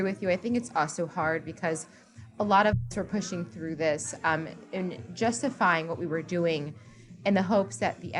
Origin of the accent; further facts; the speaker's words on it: East Coast, United States; now in Texas, United States; I'm from the East Coast